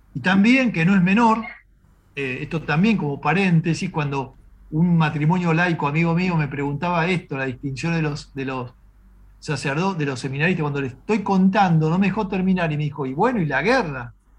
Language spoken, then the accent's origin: Spanish; Argentina